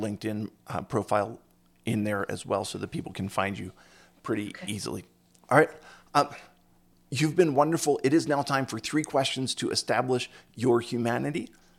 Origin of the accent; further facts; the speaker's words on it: United States; growing up in the States